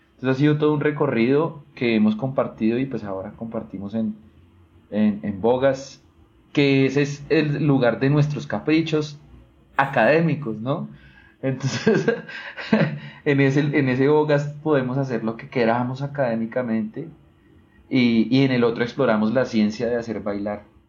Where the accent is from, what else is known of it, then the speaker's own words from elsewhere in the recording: Ibagué, Tolima, Colombia; now in Bogotá, Colombia; Yo soy de Ibagué, entonces en realidad mi historia musical en Ibagué es de músico empírico y luego vengo acá